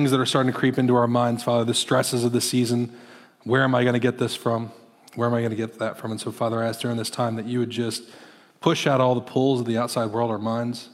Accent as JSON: {"language": "English", "region": "Iowa", "country": "United States", "moved": "yes", "said": "I'm from Iowa originally"}